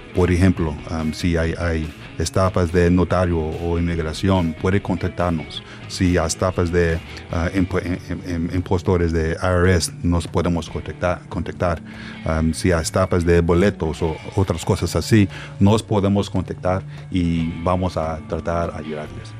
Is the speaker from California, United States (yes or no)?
no; Dallas, Texas, United States; Spanish is a second language; moved away; also born or lived in Puebla, Mexico; yo nací en Dallas, Texas